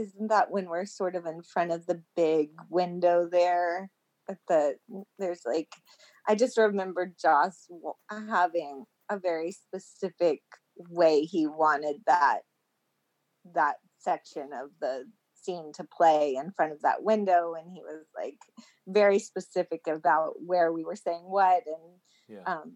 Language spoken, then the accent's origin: English; Texas, United States; now in Los Angeles, United States; I always feel like I'm from Texas